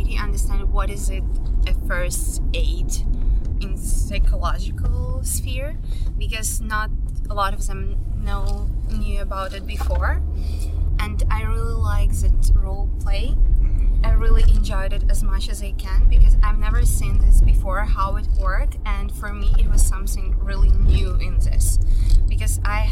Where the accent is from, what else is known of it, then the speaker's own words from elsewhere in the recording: Uzhhorod, Zakarpattia Oblast, Ukraine; English is a second language; also born or lived in Odesa, Ukraine; my hometown is Uzhgorod, but I lived in Odessa